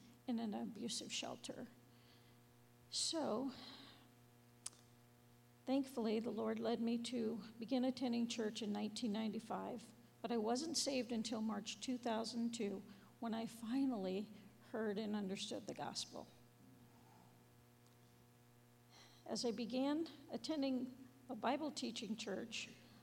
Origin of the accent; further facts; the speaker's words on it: San Diego, California, United States; I grew up in San Diego with an alcoholic mother, never met my father